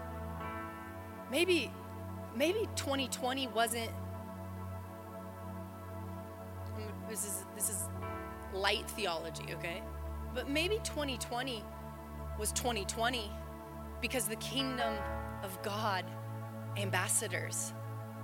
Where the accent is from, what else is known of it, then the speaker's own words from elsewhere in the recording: United States; before I'm an American.